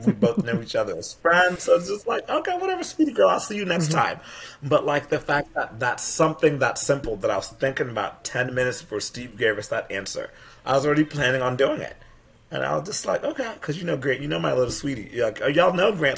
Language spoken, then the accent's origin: English; Kenya; moved away; also born or lived in England; I grew up in Kenya and England